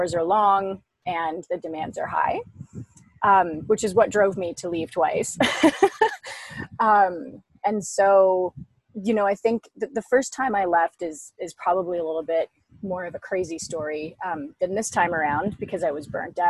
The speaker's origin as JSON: {"language": "English", "town": "Ottawa", "region": "Ontario", "country": "Canada", "said": "I'm from Ottawa in Canada."}